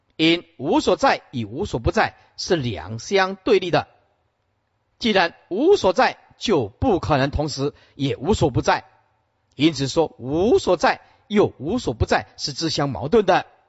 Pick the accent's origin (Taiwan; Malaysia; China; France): Taiwan; Sihu, Yunlin County; moved away; 我们出生的地方是云林县四湖乡，对吧？林厝村，似乎出生的地方是一个小农村啊